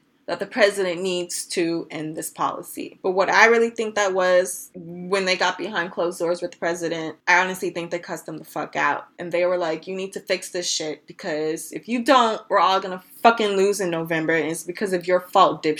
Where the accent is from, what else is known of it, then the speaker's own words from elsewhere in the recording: United States; I was born in the United States